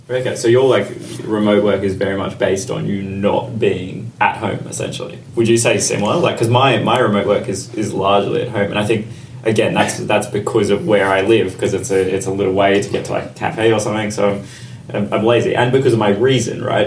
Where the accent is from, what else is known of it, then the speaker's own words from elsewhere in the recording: Australia; now in London, United Kingdom; I'm Australian, as is Brad. Like I've been able to go back to Australia